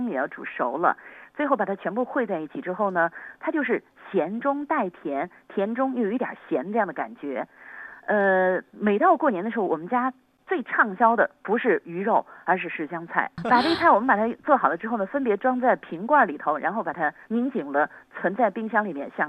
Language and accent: Chinese; Yangzhou, Jiangsu, China; 它的意思就是阖家团圆，所以我们扬州人给它取了一道名字，叫做全家福。